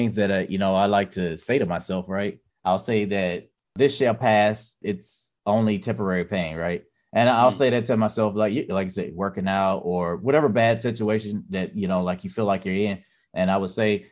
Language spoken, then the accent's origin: English; Mississippi, United States; moved away; I come from Mississippi.